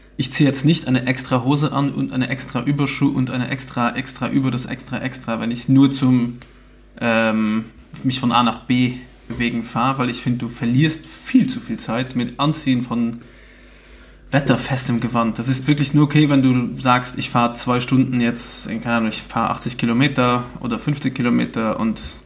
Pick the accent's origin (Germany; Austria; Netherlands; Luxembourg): Luxembourg; Bei uns in Luxemburg nennen wir das Carway oder K-Ways